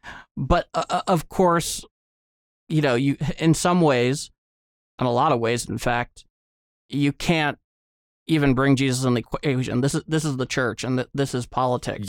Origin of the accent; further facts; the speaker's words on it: United States; as an American